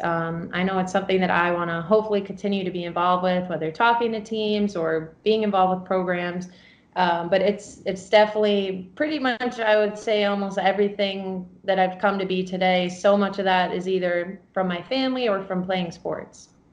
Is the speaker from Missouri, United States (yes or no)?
no; New York, United States; also born or lived in Chicago; I'm from New York